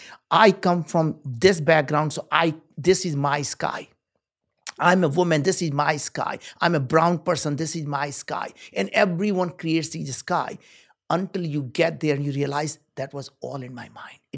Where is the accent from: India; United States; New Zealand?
India; moved away; I grew up in India. We were very poor.